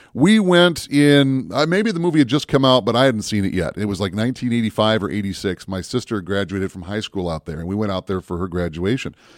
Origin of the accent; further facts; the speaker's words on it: Minnesota, United States; us Minnesota folks